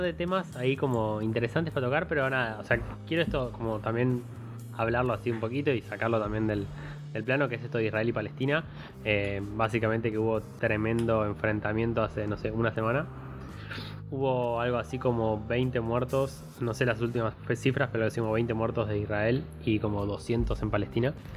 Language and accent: Spanish; Argentina; como argentino